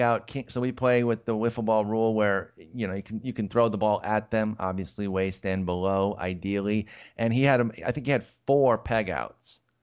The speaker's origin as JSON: {"language": "English", "region": "Texas", "country": "United States", "said": "I'm from Texas"}